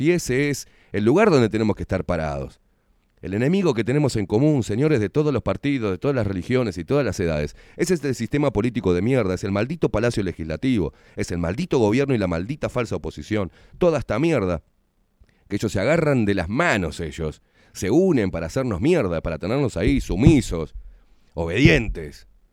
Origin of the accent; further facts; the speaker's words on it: Uruguay; somos todos los uruguayos de a pie